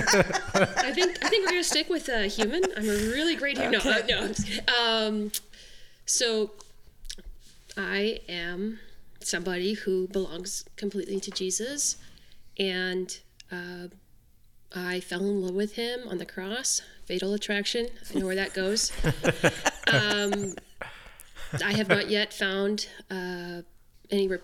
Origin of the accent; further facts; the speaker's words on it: Canada; I'm from Canada